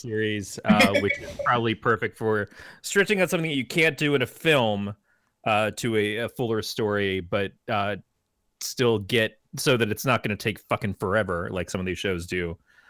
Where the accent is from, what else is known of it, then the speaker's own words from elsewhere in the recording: Michigan, United States; I'm from Michigan.